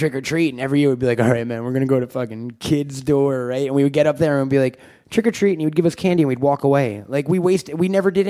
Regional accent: Long Island, New York, United States; I grew up in Long Island. It was a pretty small town where I'm from.

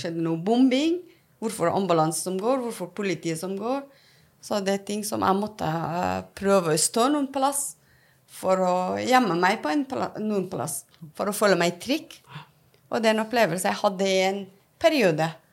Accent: Afghanistan; Norwegian is a second language; now in Norway; jeg er opprinnelig fra Afghanistan, som så kom til Norge

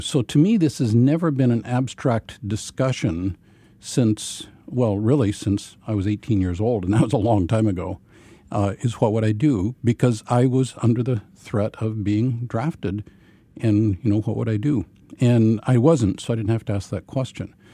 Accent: Ozarks of Missouri, United States; I grew up in a Brethren context uh, in the Ozarks of Missouri

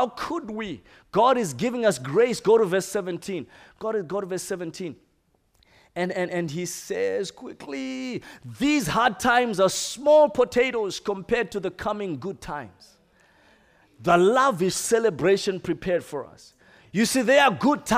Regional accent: Zimbabwe; I come from Zimbabwe. We don't eat snails normally.

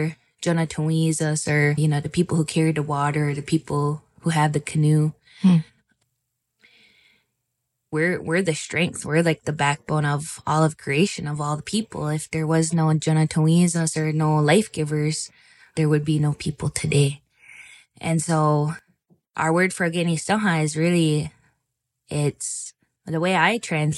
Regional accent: Six Nations of the Grand River Territory, Ontario, Canada; I'm from Six Nations Grand River Territory, Mohawk Bear Clan

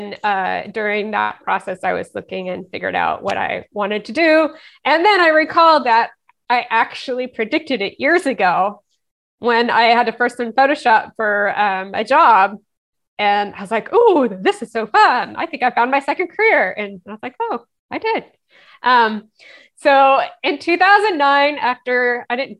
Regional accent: Atlanta, Georgia, United States; moved away as an adult; also born or lived in Los Angeles; now in Raleigh, United States; I grew up in Atlanta and that was a big city

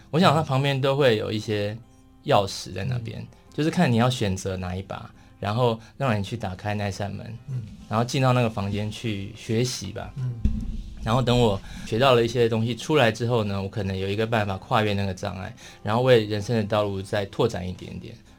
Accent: Taipei, Taiwan; also born or lived in Taitung; 我算台东出生的， 对对对， 然后在台北长大。

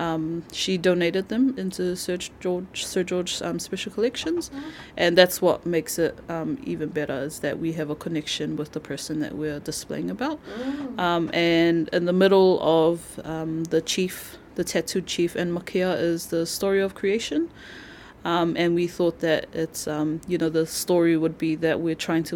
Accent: Cook Islands; now in Auckland, New Zealand; I was born and raised in the Cook Islands

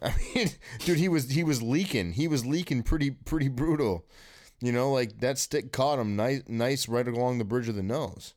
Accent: East Lansing, Michigan, United States; I live in East Lansing, Michigan. I was born in East Lansing, Michigan. I grew up here.

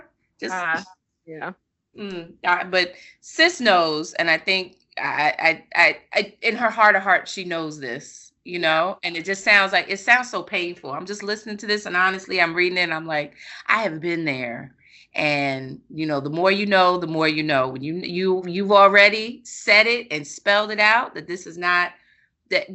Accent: New York, United States; I grew up on the East Coast. I grew up in New York

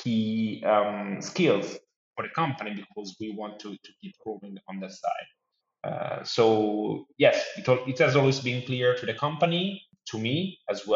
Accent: Tuscany, Italy; moved away as an adult; also born or lived in London; now in Milan, Italy; from Tuscany, where is my hometown

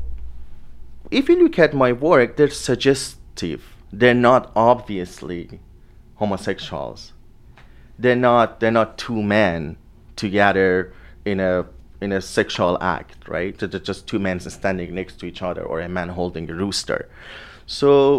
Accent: Tehran, Tehran Province, Iran; moved away; I grew up in Iran.

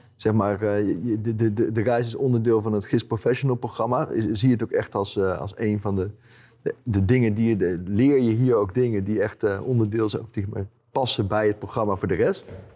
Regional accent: Utrecht, Netherlands; mijn ouders die, die zitten in Utrecht, dus ik kom uit Utrecht

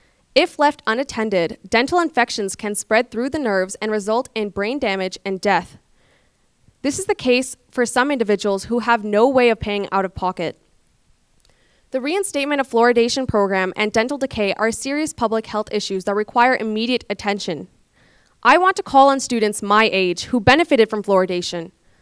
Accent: Pakistan; also born or lived in London, Canada; now in Calgary, Canada; I moved to Canada from Pakistan in 2007. I first lived in London, Ontario, and then later moved to Calgary.

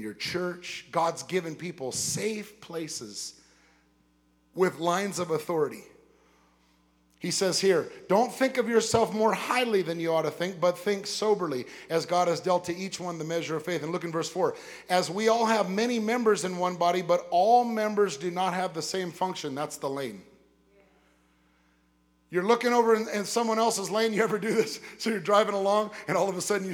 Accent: West Covina, California, United States; I lived in West Covina, California.

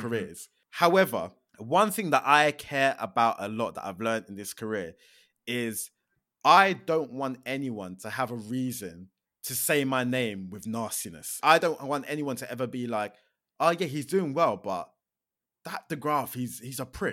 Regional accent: Milton Keynes, South East England, United Kingdom; also born or lived in London; I grew up in Milton Keynes, uh, but I was actually born in London, but I have zero recollection of growing up in London. Like, I think we moved to Milton Keynes when I was, like, two.

